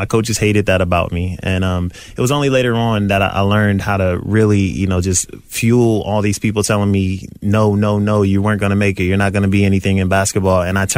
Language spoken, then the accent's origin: English; Columbus, Ohio, United States; Columbus, Ohio, born and raised.